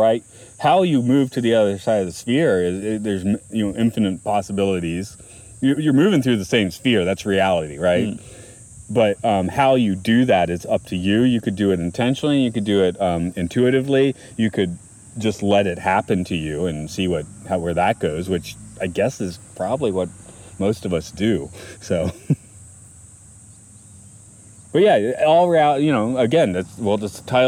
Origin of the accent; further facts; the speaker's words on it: Atlanta, Georgia, United States; moved away as an adult; also born or lived in Athens, Georgia / New York / Maine; now in Japan; I always felt the need not to live in my hometown, which is Atlanta